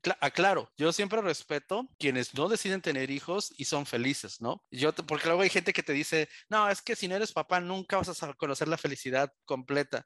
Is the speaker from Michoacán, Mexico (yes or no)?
no; Tijuana, Baja California, Mexico; also born or lived in Mexico City; me trajeron aquí a Baja California, por lo cual yo siempre digo soy adoptado tijuanense orgullosamente